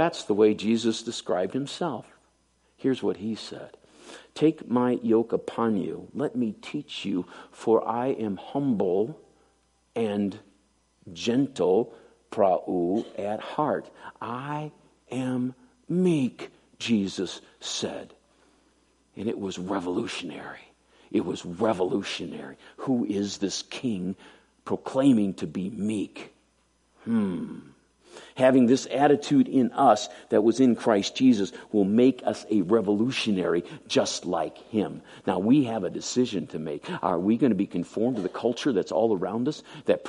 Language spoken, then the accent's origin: English; United States